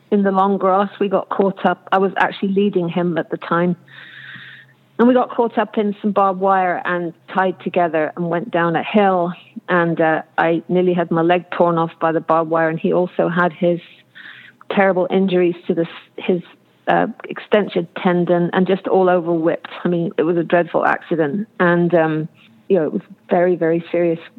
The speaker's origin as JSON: {"language": "English", "area": "Cornwall", "region": "South West England", "country": "United Kingdom", "tie": "born or raised there", "moved": "yes", "lives_now": "Auburn, United States", "said": "I come from Cornwall, England, where mainly it's ponies"}